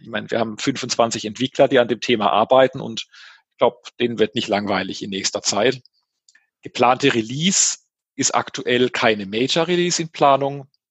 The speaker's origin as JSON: {"language": "German", "region": "Baden-Württemberg", "country": "Germany", "said": "als Badener"}